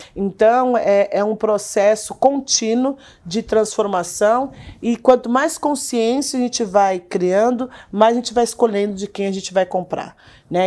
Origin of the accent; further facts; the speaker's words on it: Brazil; nós, enquanto brasileiros